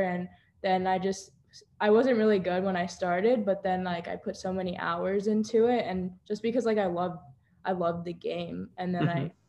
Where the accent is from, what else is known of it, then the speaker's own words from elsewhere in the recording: Boca Raton, Florida, United States; also born or lived in Parkland, Florida; So I was born in Boca Raton, but I currently live in Parkland, Florida. So it's only like a 30-minute difference.